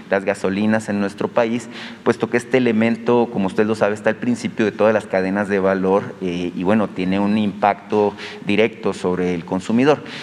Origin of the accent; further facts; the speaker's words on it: Hermosillo, Sonora, Mexico; Eh, señor presidente, como sabe, yo soy de Hermosillo este, y en Hermosillo, pues hace 13 años, casi 13 años, nos marcó la mayor tragedia infantil en la historia de nuestro país